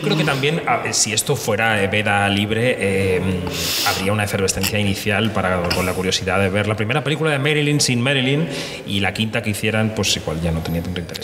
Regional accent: Madrid, Community of Madrid, Spain; yo soy de Carabanchel

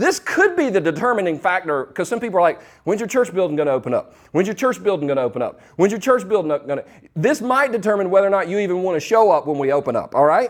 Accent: Easley, South Carolina, United States; also born or lived in Los Angeles; I was born in Los Angeles, but I moved back to Easley, South Carolina when I was 4 years old. So in the South, in the mid-70s

